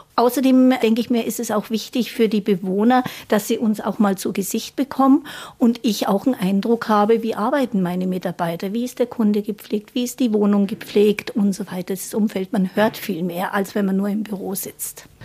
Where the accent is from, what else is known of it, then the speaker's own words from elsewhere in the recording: Munich, Bavaria, Germany; moved away; also born or lived in Baden-Württemberg; Ich bin ja geborene Münchnerin